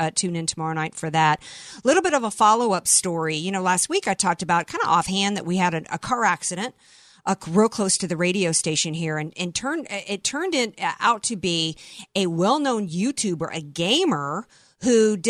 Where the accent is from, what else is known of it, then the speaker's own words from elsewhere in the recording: Deep South, United States; I grew up in the Deep South. Daughter of two Marines, and we were taught to say, yes, ma'am, no, ma'am, yes, sir, and no, sir.